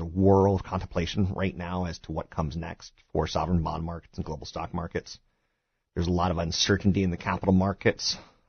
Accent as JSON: {"language": "English", "region": "East Coast", "country": "United States", "lives_now": "California, United States", "said": "I'm a transplant from the East Coast to California, and it's really funny."}